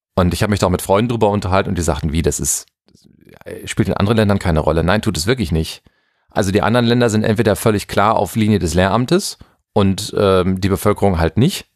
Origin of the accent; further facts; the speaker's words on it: Germany; bei uns in Deutschland